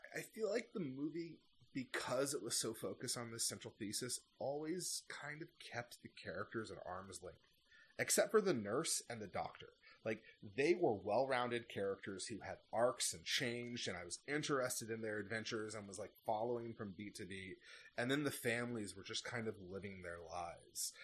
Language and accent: English; United States; as an American